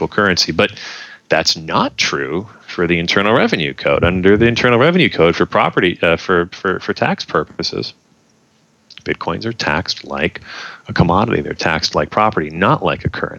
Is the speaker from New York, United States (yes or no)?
yes; New York, United States; my home state of New York